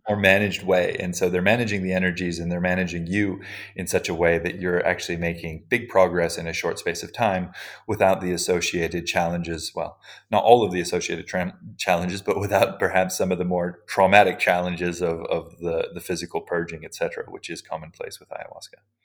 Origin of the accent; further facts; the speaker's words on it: Hawaii, United States; I grew up in Hawaii